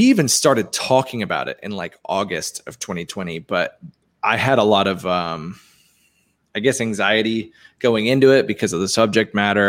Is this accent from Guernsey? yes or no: yes; Guernsey; now in Tampa, United States; I'm from a small 5x7 square mile island called Guernsey in the British Channel